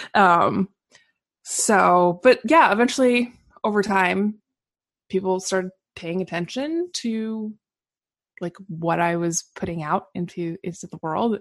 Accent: Portland, Oregon, United States; also born or lived in Seattle; I actually grew up in, was born and raised in Portland, Oregon

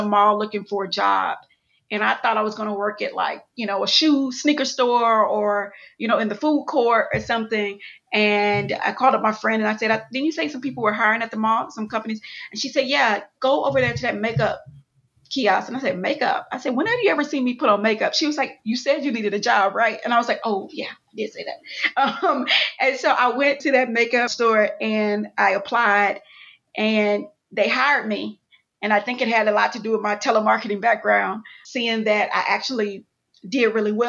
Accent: Houston, Texas, United States; also born or lived in Atlanta; And I'm from Houston, Texas, born and raised, went to college in Atlanta

